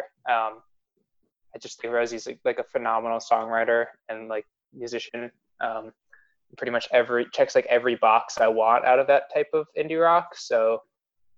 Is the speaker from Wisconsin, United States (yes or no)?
no; Rochester, New York, United States; moved away as an adult; also born or lived in Albany, New York; now in Pittsburgh, United States; I'm from Rochester, New York